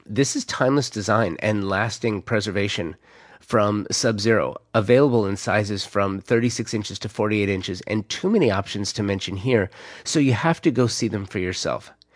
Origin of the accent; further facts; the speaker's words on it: Los Angeles, California, United States; growing up in the San Fernando Valley in the nineteen eighties